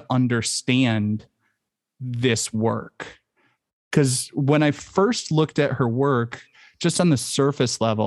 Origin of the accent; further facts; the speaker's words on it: United States; accent: American; my American accent